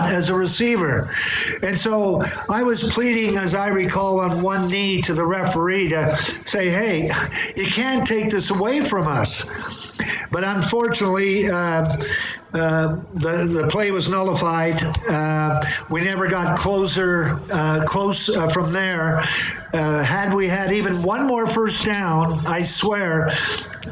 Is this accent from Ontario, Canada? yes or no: yes; Burlington, Ontario, Canada; my hometown of Burlington, Ontario